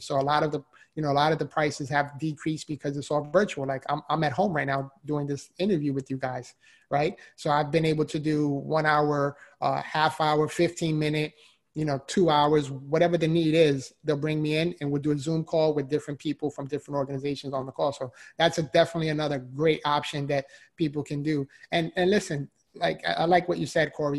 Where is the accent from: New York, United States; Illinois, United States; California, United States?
New York, United States; New York City; moved away as an adult; now in Florida, United States; so I'm originally from the Bronx, New York. If you can't already hear the accent